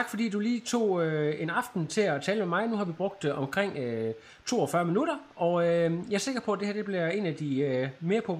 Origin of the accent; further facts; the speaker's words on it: Holstebro, Central Denmark Region, Denmark; jeg kommer også fra Holstebro, ja.